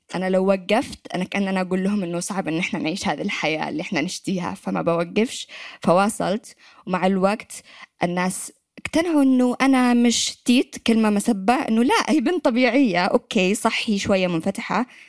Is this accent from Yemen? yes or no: yes; Yemen; accent: Yemeni; moved away as an adult; طلعت من اليمن في 2013